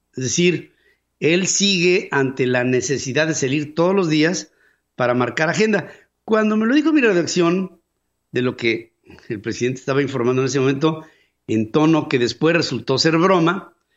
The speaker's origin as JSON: {"language": "Spanish", "country": "Mexico", "said": "somos los mexicanos"}